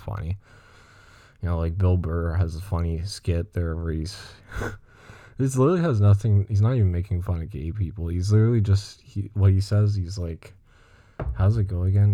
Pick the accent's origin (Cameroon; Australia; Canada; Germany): Canada; Montreal, Quebec; I'm from, uh, Greenfield Park, Montreal. It's like the South Shore of Montreal, and, um, I'm English, but I mean, I speak French, too